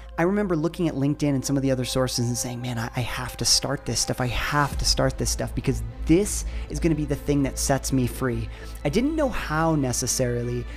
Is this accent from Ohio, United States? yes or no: yes; Ohio, United States; I grew up in Ohio